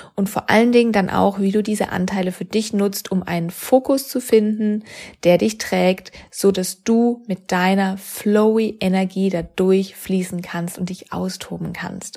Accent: Freiburg, Baden-Württemberg, Germany; moved away as an adult; also born or lived in Sydney / Cologne; in die Heimat gebracht hat, wo ich herkomme, aus Freiburg

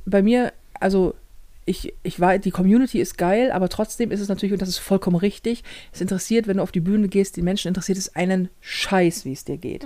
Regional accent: Hamburg, Germany; ich Hamburger bin und als Hamburger sprichst

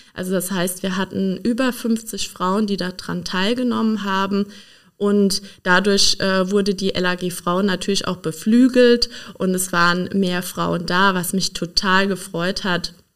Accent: Donnersbergkreis, Rhineland-Palatinate, Germany; ich bin Pfälzerin. Ich komme aus dem Donnersbergkreis

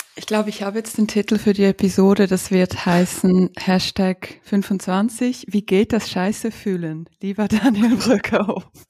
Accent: Ukraine; moved away; ich bin aus der Ukraine. Meine Großmutter ist in Odessa

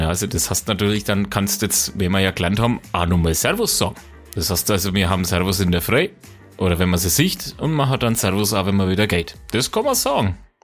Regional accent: Franconia, Bavaria, Germany; wir sind Franken, wir sind halt keine Bayern

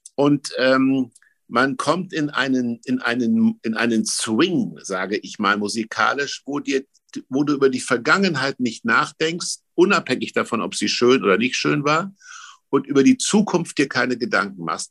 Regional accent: Germany; ich bin im Mittelgebirge groß geworden

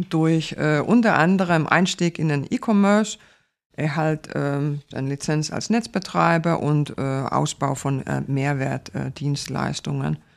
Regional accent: Finland; first language Finnish; German is a second language; Ich spreche vier Sprachen. Äh, Finnisch, äh, meine Muttersprache, Deutsch, Englisch und äh, Schwedisch

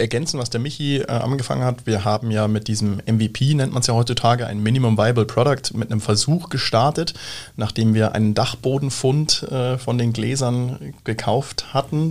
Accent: Munich, Bavaria, Germany; moved away as an adult; now in Siegsdorf, Germany; wir kommen aus München, aus dem Süden hier eigentlich direkt auch aus der Region

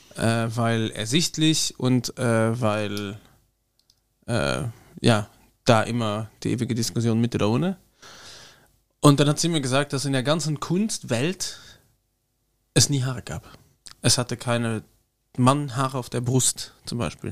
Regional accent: Luxembourg; Bei uns in Luxemburg

